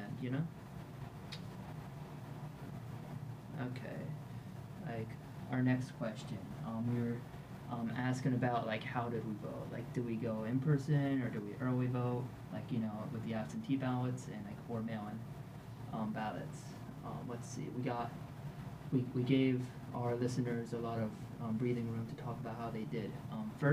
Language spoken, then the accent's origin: English; New Jersey, United States; moved away as an adult; now in Georgia, United States; I was registered to vote in my home state